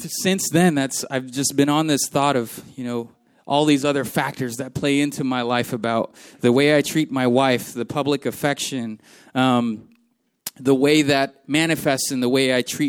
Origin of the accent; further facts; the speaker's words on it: Philippines; moved away; The house that I grew up in the Philippines, that I was born into